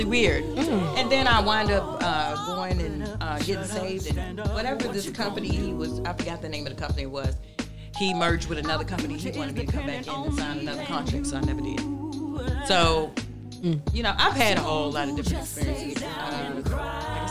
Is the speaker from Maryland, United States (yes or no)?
yes; Baltimore, Maryland, United States; I'm from Baltimore